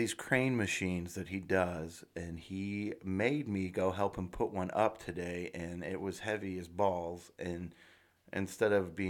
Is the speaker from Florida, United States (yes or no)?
no; St. Louis, Missouri, United States; we're from St. Louis.